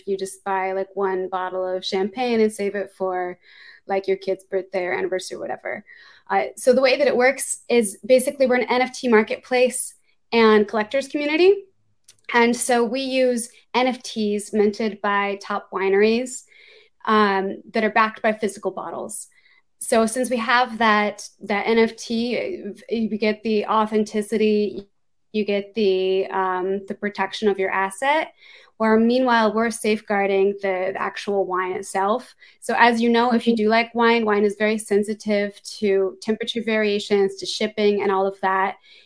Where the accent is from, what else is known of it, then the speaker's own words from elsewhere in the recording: United States; accent: American; moved away as an adult; also born or lived in Chicago / San Francisco; now in France; I'm based in France. I'm American. You can probably tell from the accent